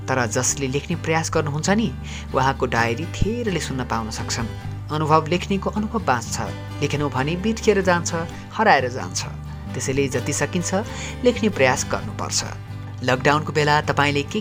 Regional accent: Nepal; मेरो गाउँ नेपालको ग्रामीण क्षेत्रको कुना काप्चामा पर्छ

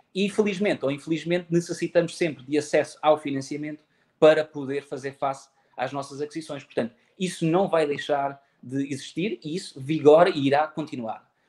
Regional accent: Faro, Algarve, Portugal; sou natural de Faro

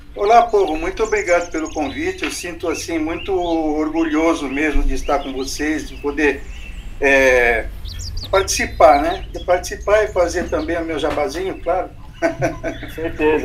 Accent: São Paulo, Brazil; moved away as an adult; now in Sorocaba, Brazil; eu sou da Bela Vista, do Bexiga, em São Paulo

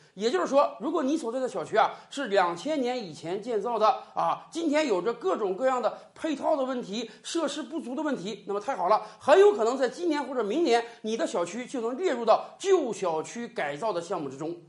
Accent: China; 我们中国人

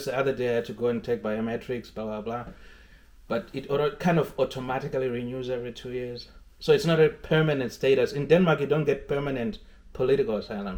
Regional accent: Zimbabwe; moved away; I was coming from Zimbabwe

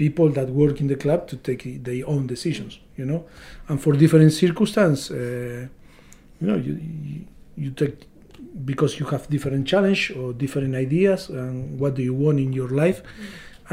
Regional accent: Argentina; moved away as an adult; me from Argentina

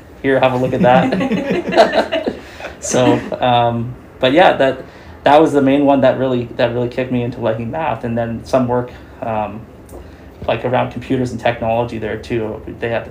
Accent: Chilliwack, British Columbia, Canada; I was born in Chilliwack and I've been here for a long time

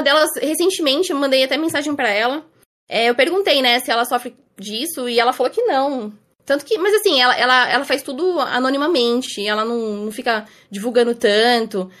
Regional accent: Osasco, São Paulo, Brazil; Eu moro em Osasco, São Paulo. É, morei aqui minha vida inteira

